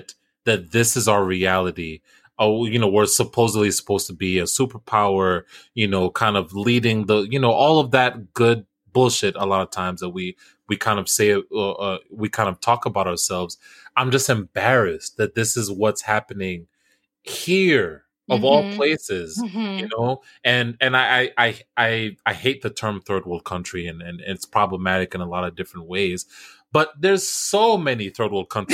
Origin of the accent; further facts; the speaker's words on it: United States; At the end of the day, I'm still American.